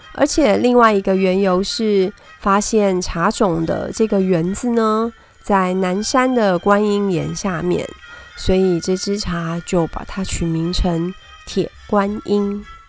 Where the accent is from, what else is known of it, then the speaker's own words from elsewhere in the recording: Taipei, Taiwan; 台北小孩下来讲台语真的还蛮搞笑的